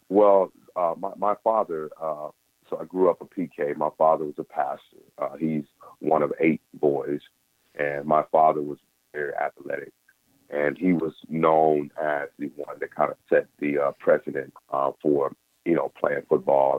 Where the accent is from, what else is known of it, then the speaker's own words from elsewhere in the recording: Mississippi, United States; life for a black man in the 80s, uh, growing up in Mississippi